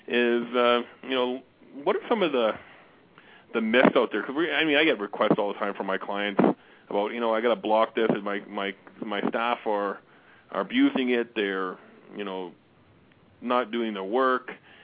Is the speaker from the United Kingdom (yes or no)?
yes; Glasgow, Scotland, United Kingdom; born there; and from Edinburgh, Scotland, which is not too far from where I was born in Glasgow.